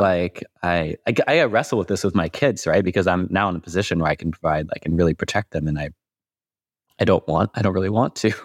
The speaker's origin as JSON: {"language": "English", "town": "Louisville", "region": "Kentucky", "country": "United States", "moved": "yes", "said": "I'm from Louisville, Kentucky originally."}